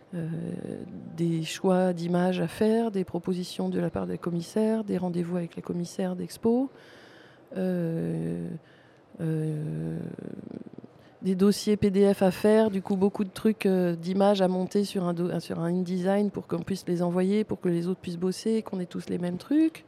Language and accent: French; Paris, Île-de-France, France; je suis parisienne.